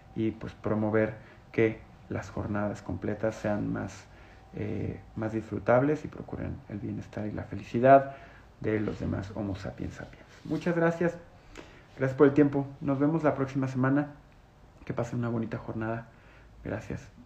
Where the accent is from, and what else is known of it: Mexico